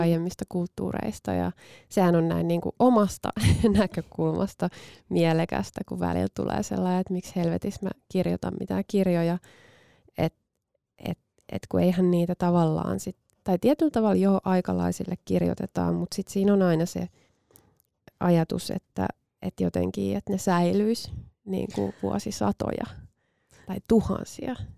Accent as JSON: {"language": "Finnish", "country": "Finland", "tie": "born or raised there", "moved": "yes", "said": "Itse olen maaseudulta kotoisin, vaikka, vaikka en tosin hirveän kaukaa, niin kuin fyysisesti kaukaa mm. Helsingistä"}